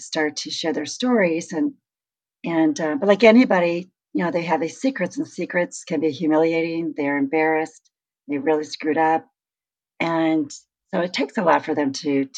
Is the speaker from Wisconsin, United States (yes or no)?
yes; Hayward, Wisconsin, United States; my hometown, Hayward, Wisconsin.